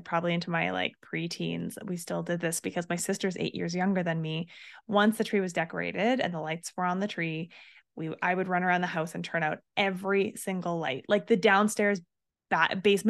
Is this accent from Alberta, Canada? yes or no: yes; Canmore, Alberta, Canada; I grew up in Canmore